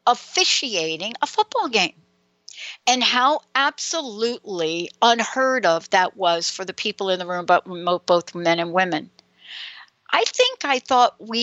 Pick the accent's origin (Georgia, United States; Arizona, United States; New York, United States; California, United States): New York, United States; accent: New York; now in Seattle, United States; my New York accent? Even though I'm in Seattle, I have a little bit of that.